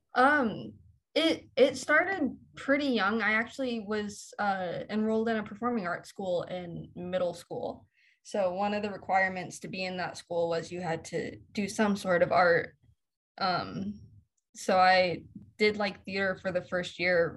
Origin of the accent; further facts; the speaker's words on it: Los Angeles, California, United States; I'm from I'm from LA. I, I live probably you know three miles away from where I grew up